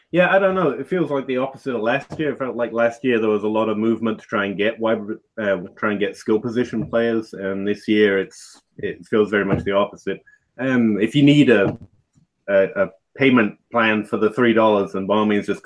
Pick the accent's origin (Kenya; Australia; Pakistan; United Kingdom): United Kingdom; England; moved away; I'm originally from England. It's not a speech impediment. Don't worry. And uh, it's actually part English, part Kentucky at this point, so I have no idea what I sound like.